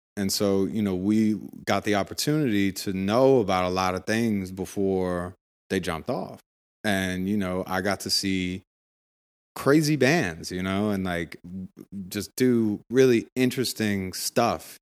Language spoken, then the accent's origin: English; Washington, District of Columbia, United States; born or raised there; moved away as an adult; also born or lived in Brooklyn, New York / New York City; now in Los Angeles, United States